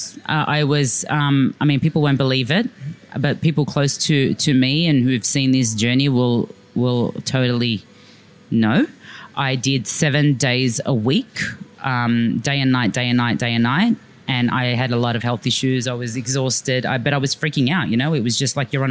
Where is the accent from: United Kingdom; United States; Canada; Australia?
Australia; Sydney, New South Wales; also born or lived in Dubai; I was like a dyslexic first generation Australian growing up in Blacktown